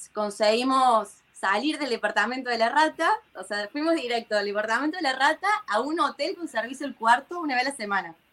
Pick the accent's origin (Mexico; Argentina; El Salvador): Argentina; Córdoba; moved away as an adult; now in Tel Aviv, Israel; yo vengo de Córdoba encima, ni siquiera de Buenos Aires. Entonces, en Córdoba la gente somos muy, muy amenos